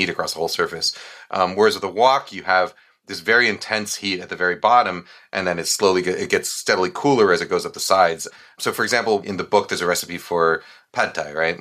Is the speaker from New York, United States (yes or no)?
yes; New York, United States; when I was growing up in New York